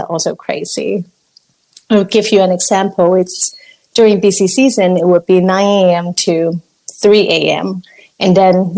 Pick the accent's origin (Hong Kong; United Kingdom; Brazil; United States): Hong Kong; moved away; I'm from Hong Kong